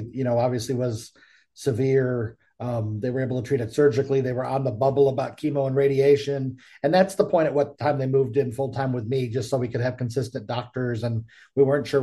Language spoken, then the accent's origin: English; Buffalo, New York, United States; now in Charlotte, United States; we're originally from the Buffalo area, but then I moved to Charlotte, North Carolina area